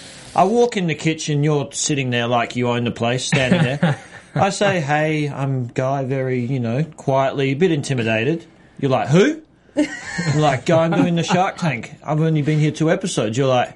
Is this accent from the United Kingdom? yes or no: no; Australia; I am Australian.